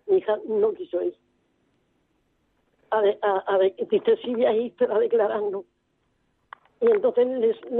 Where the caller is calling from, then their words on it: Murcia, Region of Murcia, Spain; de Murcia, de los paganos.